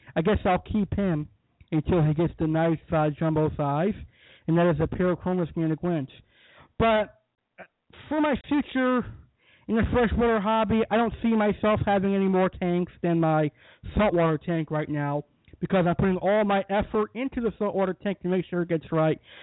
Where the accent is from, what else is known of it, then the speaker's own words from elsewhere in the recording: Massachusetts, United States; moved away; also born or lived in Tampa, Florida; I was, of course, born and raised in Massachusetts and New England, but like 10 or 11 years ago, I moved down to Florida